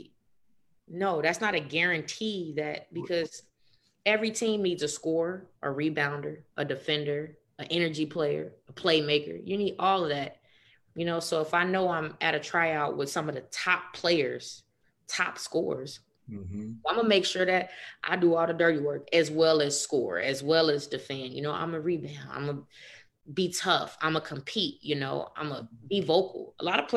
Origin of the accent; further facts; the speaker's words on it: Chicago, Illinois, United States; I'm from Chicago